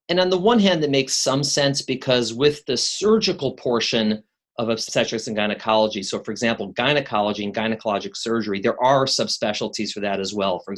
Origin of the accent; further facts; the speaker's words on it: Chicago, Illinois, United States; now in New York, United States; I've been in New York longer than I've been in Chicago, but I still tell people I'm from Chicago. The Chicagoans are very proud